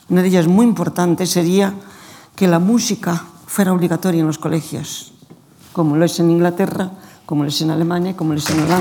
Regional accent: Spain; Nosotros estamos en España y somos los españoles.

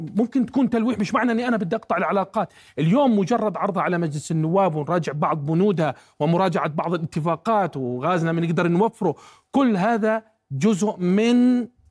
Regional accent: Jordan; أنا كأردني

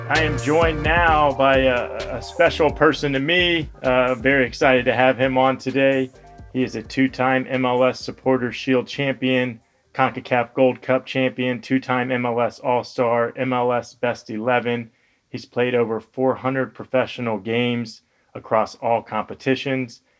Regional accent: Florida, United States; I'm a Florida guy

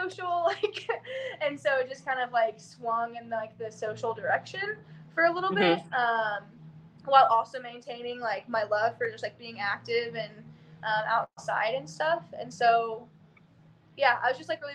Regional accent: Oklahoma, United States; moved away; also born or lived in Austin, Texas; I grew up in Oklahoma, did gymnastics for basically my whole life.

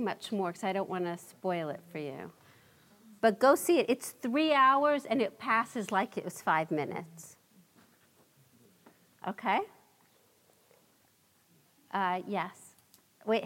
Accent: New York City, New York, United States; growing up in Brooklyn and in my own family

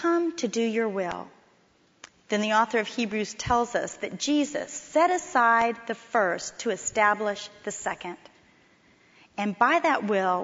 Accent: Miami, Florida, United States; moved away as an adult; also born or lived in Texas; When I came to TCU from Miami, Florida, I'd never been to Texas before

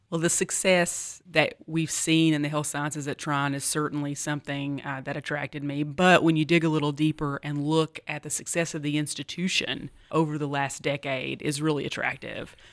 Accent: Appalachian College of Pharmacy hometown, Virginia, United States; moved away as an adult; also born or lived in Tennessee; was recruited away from my law practice, um, back to my hometown to help start the Appalachian College of Pharmacy

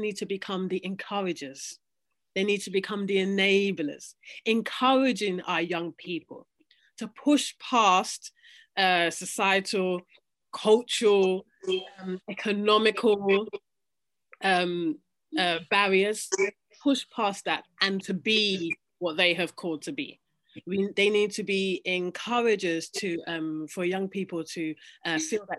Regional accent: London, United Kingdom; myself growing up in London

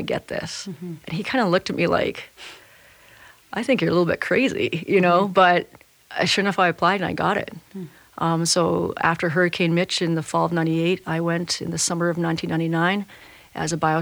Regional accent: Canada; also born or lived in Yukon / British Columbia; We're both Canadian. I grew up in the Yukon in British Columbia.

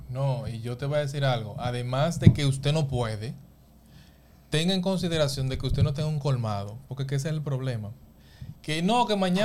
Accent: San Pedro de Macorís, Dominican Republic; Nosotros que somos de San Pedro de Macorís

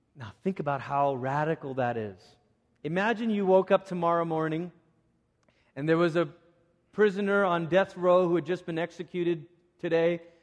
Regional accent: Malaysia; moved away; growing up in Malaysia, I was part of one of those youth groups

